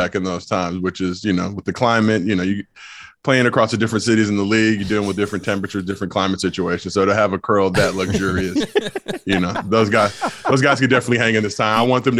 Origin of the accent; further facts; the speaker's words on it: Los Angeles, California, United States; also born or lived in Trenton; I was born on the East Coast, born in Trenton, New Jersey, but lived in LA my whole life, but always like to preface it, but I'm a Los Angelino.